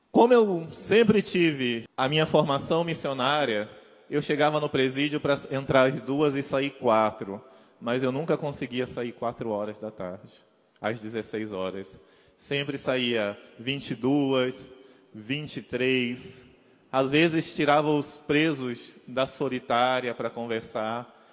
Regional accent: Mato Grosso do Sul, Brazil; sou natural do Mato Grosso do Sul mas morei em vários lugares do Brasil e até fora do Brasil.

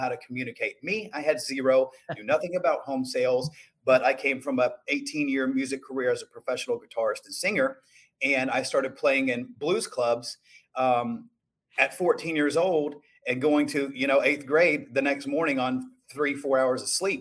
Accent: Shalimar, Florida, United States; I was born and raised in Chalamar, Florida, which is right near Destin, Florida, and Santa Rosa Beach

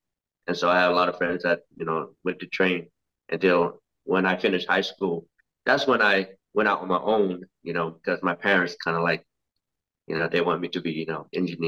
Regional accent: Cary, North Carolina, United States; Well, as you know, a lot of people were new to America, you know, so there was not many Lao people around, and having to deal with like racism, bullying, all this kind of stuff.

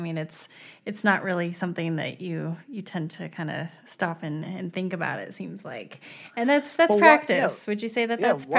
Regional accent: San Diego, California, United States; now in South Dakota, United States; I'm in South Dakota and I came from San Diego.

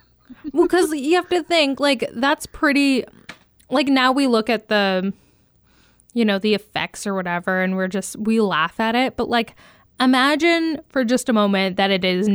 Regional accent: near Toronto, Ontario, Canada; I grew up near Toronto

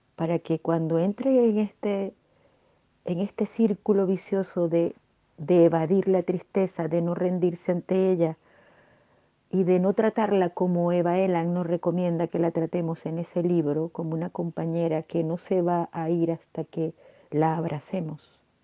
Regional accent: Venezuela; como diríamos en mi país, Venezuela

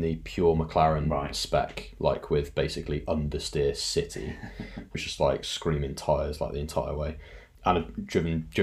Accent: United Kingdom

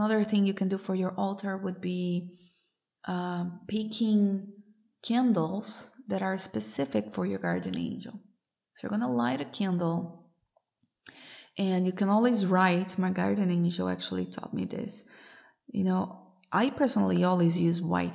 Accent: Brazil; moved away as an adult; since I moved away from Brazil, I moved abroad.

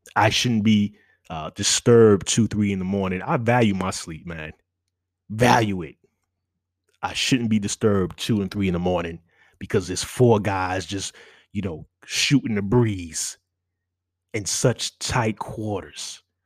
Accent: New York City, New York, United States; moved away as an adult; I'm, I'm a New Yorker

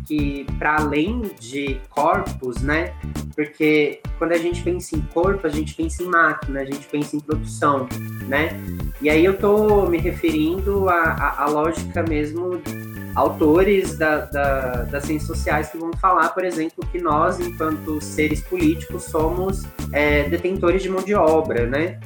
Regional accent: interior of São Paulo, Brazil; moved away as an adult; also born or lived in Araraquara, São Paulo; now in Ouro Preto, Brazil; sou do interior de São Paulo

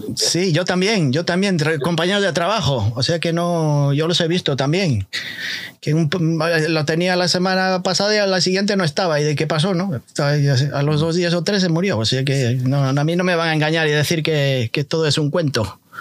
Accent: Galicia, Spain; now in United States; yo soy gallego

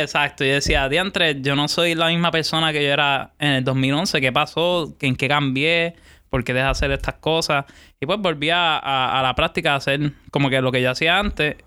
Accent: Puerto Rico; yo soy de Puerto Rico.

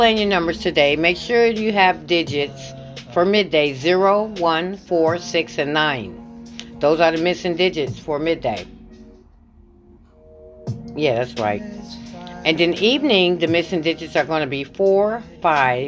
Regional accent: Michigan, United States; I'm from Michigan

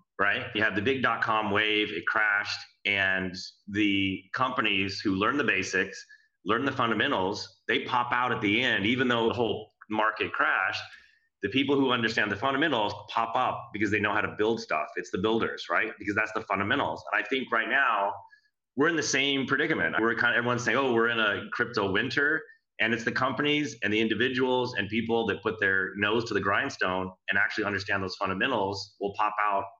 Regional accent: San Francisco, California, United States; I'm from San Francisco, living in San Francisco

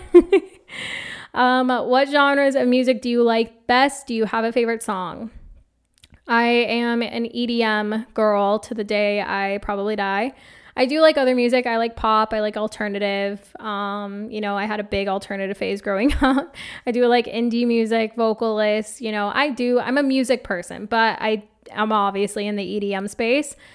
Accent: Phoenix, Arizona, United States; I grew up in Phoenix, Arizona, in a suburb called Awasuki. It's basically southern Phoenix on the other side of South Mountain

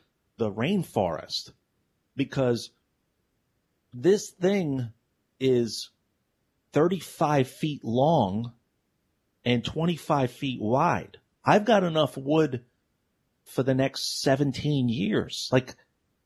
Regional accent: New York City, New York, United States; moved away; I'm from New York City

